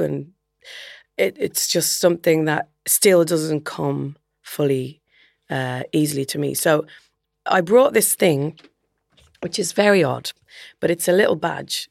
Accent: Dublin, Leinster, Ireland; moved away as an adult; also born or lived in Belfast / England; going to Belfast, which is a two hours drive north of Dublin. So it's definitely far enough away to feel like you've moved out of home.

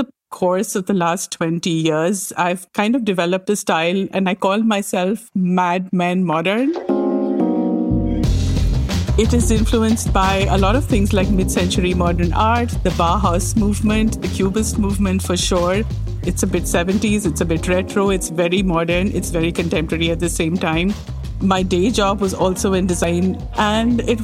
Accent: India; moved away as an adult; also born or lived in New Delhi, India; now in Montreal, Canada; I grew up in India

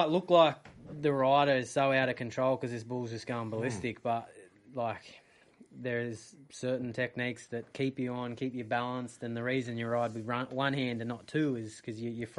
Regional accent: Tamworth, New South Wales, Australia; moved away; So my parents were into rodeos, and I'm originally from Tamworth

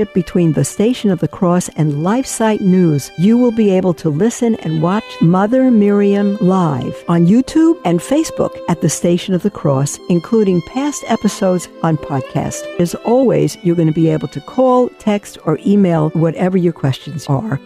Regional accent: New York, United States; I'm a New Yorker also, Brooklyn bum

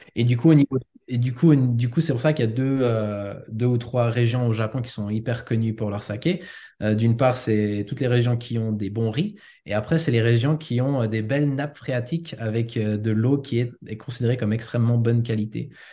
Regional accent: Switzerland; moved away as an adult; also born or lived in United States / Osaka, Japan; j'ai grandi en Suisse

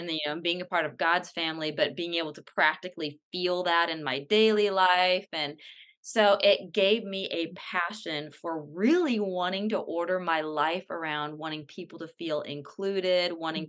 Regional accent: California, United States; moved away as an adult; now in Atlanta, United States; I live in Atlanta, but I was born and raised in California

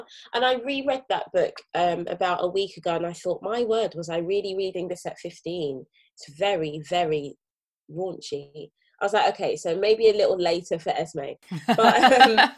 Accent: London, United Kingdom; As a teenager growing up in Brixton, South London

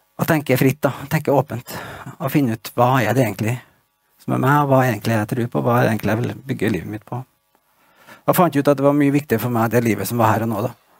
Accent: Stjørdal, Trøndelag, Norway; Jeg vokste opp i Trondheim da jeg var liten gutt

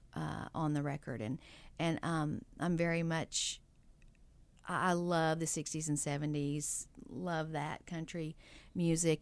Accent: East Texas, United States; moved away; I grew up in East Texas

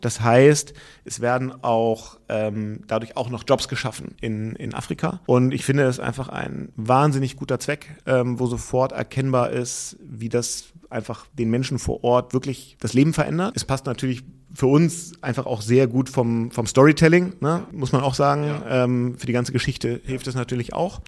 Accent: Hamburg, Germany; ich bin aber aufgewachsen im Hamburger Westen und ziehe da auch demnächst bald wieder zurück

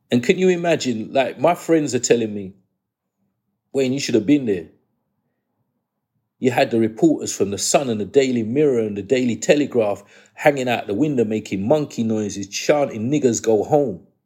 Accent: England, United Kingdom; born there; I was born in England. I want this to be taught in the schools.

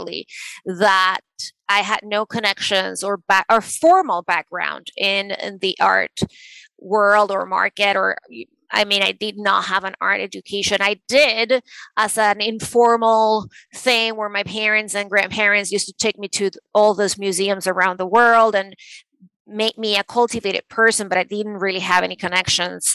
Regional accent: Venezuela; moved away as an adult; also born or lived in New York City, United States; now in New York, United States; I was born and raised in Venezuela, and I moved to the States to pursue a law degree.

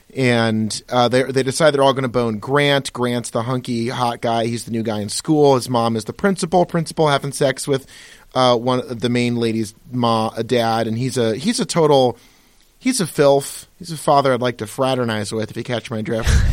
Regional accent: Pittsfield, Massachusetts, United States; who I grew up with in Pittsfield, Massachusetts

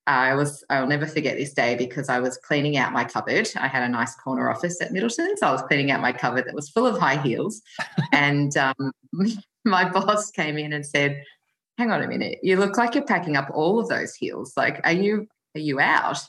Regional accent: Australia; also born or lived in Tokyo, Japan; I was Australian, or I am Australian

